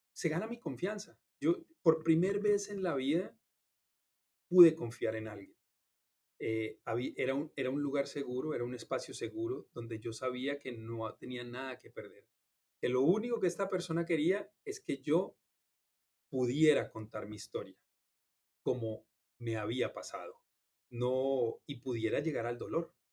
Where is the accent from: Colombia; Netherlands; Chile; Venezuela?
Colombia; now in Miami, United States; crecí en una familia en Colombia